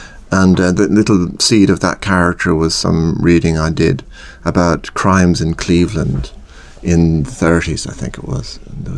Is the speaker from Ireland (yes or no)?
yes; Ireland